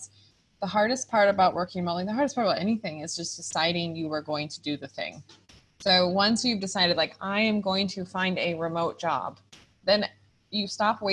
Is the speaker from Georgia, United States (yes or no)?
no; California, United States; moved away as an adult; also born or lived in Costa Rica; I'm from California, startup-y, a go-getter